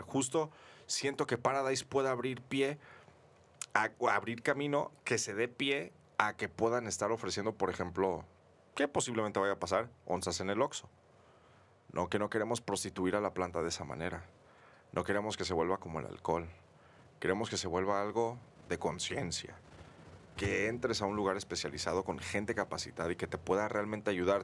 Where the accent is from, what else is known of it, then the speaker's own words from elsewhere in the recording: Mexico; nosotros como mexicanos